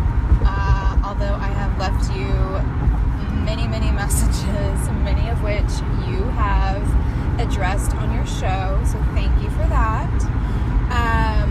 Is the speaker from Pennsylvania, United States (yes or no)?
no; Texas, United States; I am from Texas